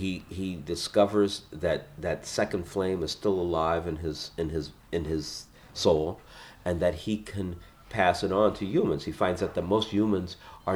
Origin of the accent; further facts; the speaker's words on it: Los Angeles, California, United States; I was born in South Central and I raised there